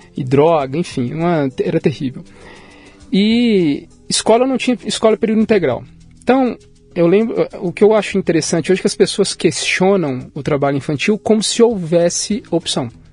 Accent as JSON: {"language": "Portuguese", "town": "Goiânia", "region": "Goiás", "country": "Brazil", "tie": "born or raised there", "also_born_or_lived": "Barra do Corda, Maranhão", "said": "eu nasci no interior do Maranhão, em Barra do Corda, né? E moro em Goiânia. Fui criado em Goiânia"}